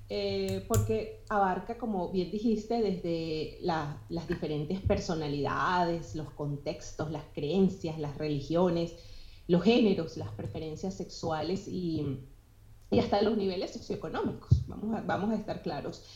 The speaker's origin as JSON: {"language": "Spanish", "country": "Venezuela", "also_born_or_lived": "Colombia", "moved": "yes", "lives_now": "United States", "said": "soy venezolana y en mi, en mi país se viven encuentros de diversidad"}